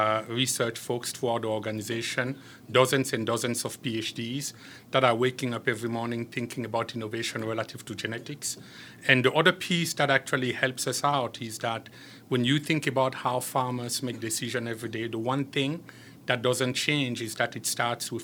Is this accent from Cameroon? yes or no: yes; Cameroon; also born or lived in France; now in United States; I am originally from Cameroon, although today I'm a proud French-American citizen.